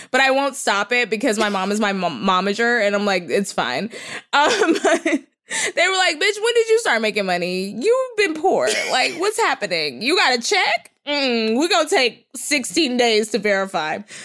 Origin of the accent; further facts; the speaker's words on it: Texas, United States; I'm from Texas